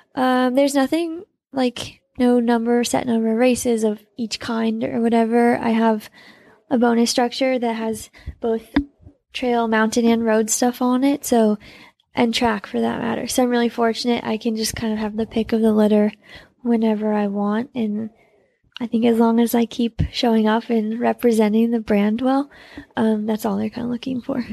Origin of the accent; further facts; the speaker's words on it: Salt Lake City, Utah, United States; I was born in Salt Lake too